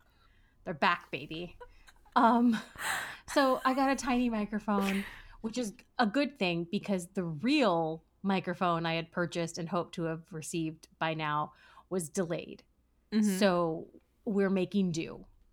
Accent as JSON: {"language": "English", "country": "United States", "said": "I'm an American and we are woefully behind in bidet technology, bidet culture, bidet life."}